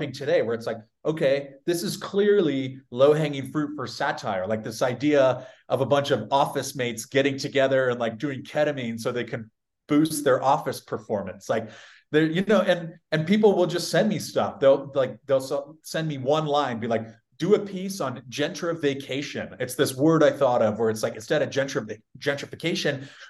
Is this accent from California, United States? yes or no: yes; San Diego, California, United States; I'm from a very conservative city. I'm from San Diego.